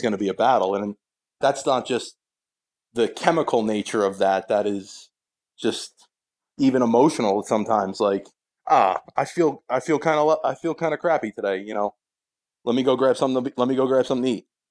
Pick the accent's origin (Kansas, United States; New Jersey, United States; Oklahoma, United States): New Jersey, United States; Sayreville; I'm from Sayreville, New Jersey, my whole life, currently live in a neighboring town.